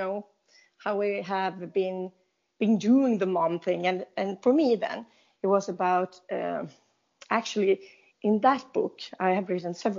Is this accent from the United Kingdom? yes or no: no; Sweden; I'm from Sweden, and you know, here in Sweden